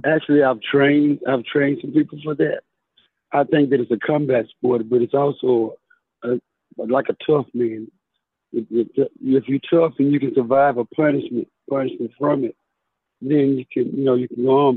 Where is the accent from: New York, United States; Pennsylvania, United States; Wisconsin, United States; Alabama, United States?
Alabama, United States; Tuscaloosa; I'm actually from Tuscaloosa, Alabama.